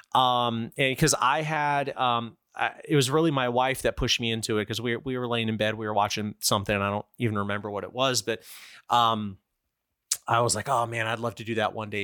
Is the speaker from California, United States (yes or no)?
no; Florida, United States; I grew up with in Florida